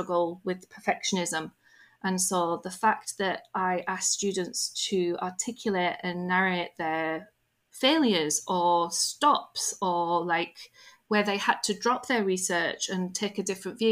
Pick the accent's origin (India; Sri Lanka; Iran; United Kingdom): United Kingdom; I'm British